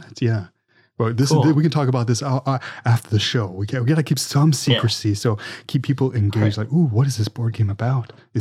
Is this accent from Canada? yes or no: yes; Canada; I'm Canadian